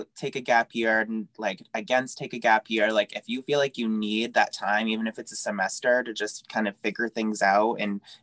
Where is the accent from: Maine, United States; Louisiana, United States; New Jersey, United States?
Maine, United States; growing up in Maine